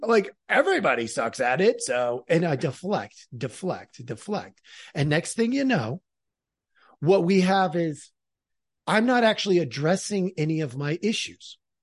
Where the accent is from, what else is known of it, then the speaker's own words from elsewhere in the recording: near Portland, Oregon, United States; I grew up in Oregon. I grew up near Portland.